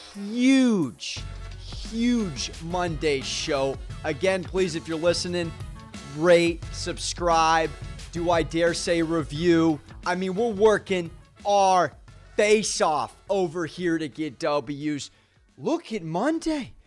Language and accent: English; San Diego, California, United States; I am from San Diego